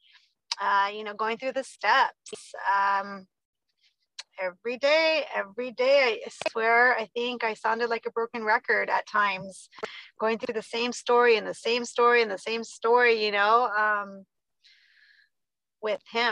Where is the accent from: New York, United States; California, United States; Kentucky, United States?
California, United States; Southern; also born or lived in Riverside, California; now in Bakersfield, United States; I'm from SoCal. I started my recovery in Riverside, California. We're now in Bakersfield